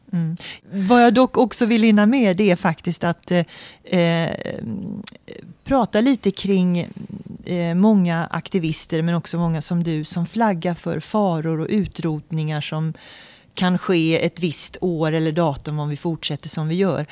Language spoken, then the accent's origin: Swedish; Sweden; som vanlig svensk medborgare